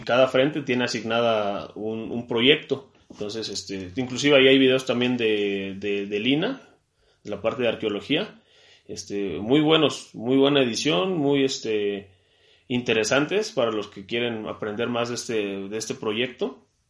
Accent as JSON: {"language": "Spanish", "country": "Mexico", "lives_now": "Puebla, Mexico", "said": "como mexicano"}